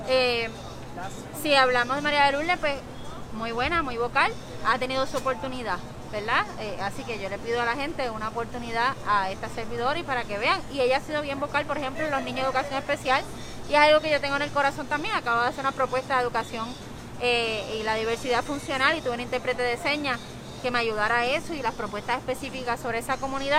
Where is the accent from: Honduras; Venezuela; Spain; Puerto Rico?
Puerto Rico; San Juan; soy de Atorrey